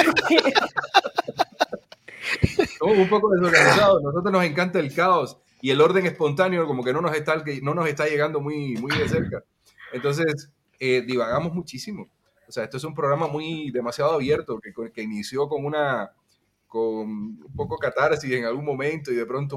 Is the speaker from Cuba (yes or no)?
yes; Cuba; somos cubanos